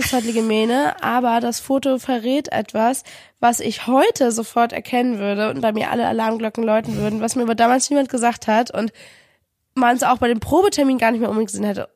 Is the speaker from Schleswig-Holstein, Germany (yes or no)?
yes; Kiel, Schleswig-Holstein, Germany; moved away as an adult; also born or lived in Paderborn; zurück in meine Heimatstadt nach Kiel gezogen